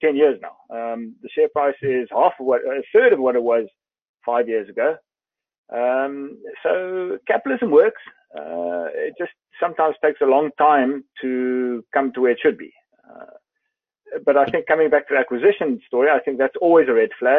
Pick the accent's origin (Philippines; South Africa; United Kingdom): South Africa